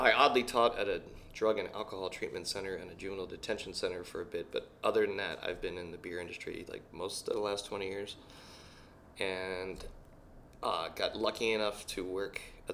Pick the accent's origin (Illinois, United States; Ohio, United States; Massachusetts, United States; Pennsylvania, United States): Pennsylvania, United States; Glenside; now in Portland, United States; here I'm from Philly, but back home I'm from Glenside, which is 5 minutes outside the city